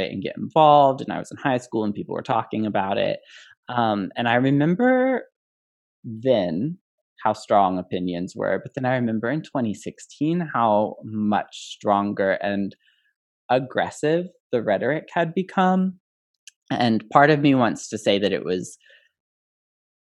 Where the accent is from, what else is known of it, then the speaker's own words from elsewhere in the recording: Illinois, United States; I grew up in Illinois where it was already legal